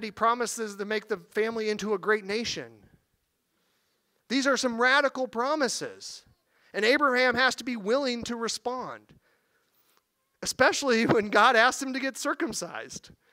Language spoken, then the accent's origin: English; Missouri, United States; I'm from Missouri. I use the word reckon